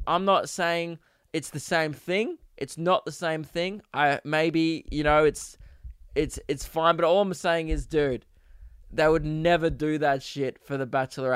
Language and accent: English; Australia; I'm Australian